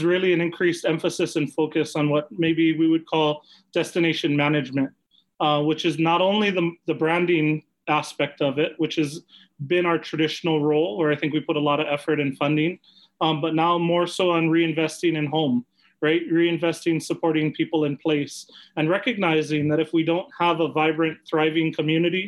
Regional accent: Kailua, Hawaii, United States; I'm from Keolu Kailua O'ahu.

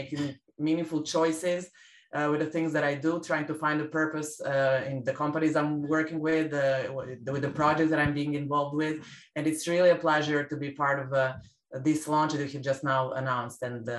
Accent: Serbia; moved away; my country's of origin, Serbia's

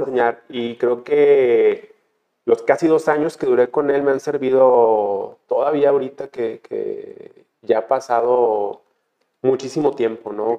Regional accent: Guadalajara, Jalisco, Mexico; Yo nací en Guadalajara

